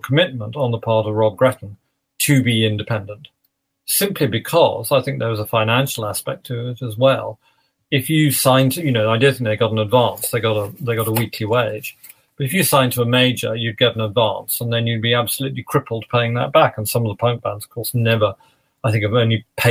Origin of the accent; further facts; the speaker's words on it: London, United Kingdom; moved away as an adult; also born or lived in Manchester; I'm a Londoner. I lived in London before.